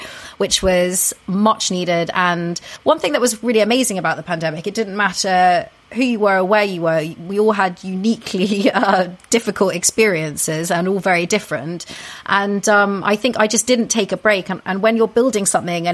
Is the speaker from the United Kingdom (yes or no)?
yes; United Kingdom; being very British myself